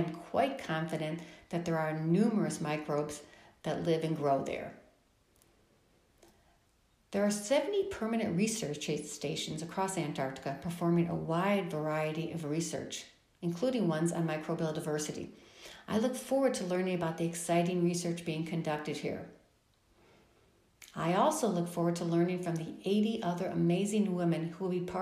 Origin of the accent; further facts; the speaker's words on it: Chicago, Illinois, United States; now in Phoenix, United States; Growing up in Chicago